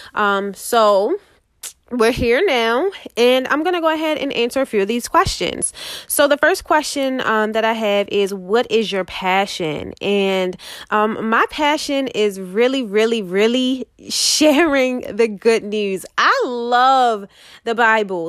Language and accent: English; Baltimore, Maryland, United States; I am from Baltimore, Maryland